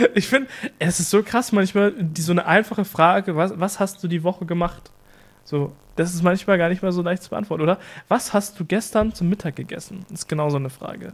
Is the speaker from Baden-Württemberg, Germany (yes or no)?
no; East Frisia, Lower Saxony, Germany; Bei uns in Ostfriesland